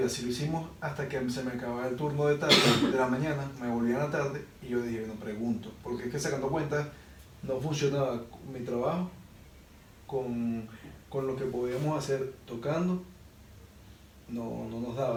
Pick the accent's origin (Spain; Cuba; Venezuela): Venezuela; moved away; soy de Venezuela